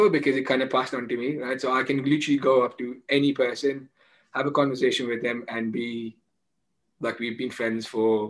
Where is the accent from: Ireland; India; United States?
India; being Indian, I understand the impact it has on your life, right?